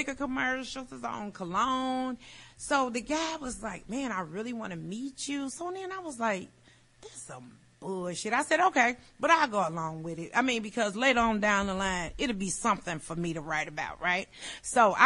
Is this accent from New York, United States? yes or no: no; Chicago, Illinois, United States; I'm from Chicago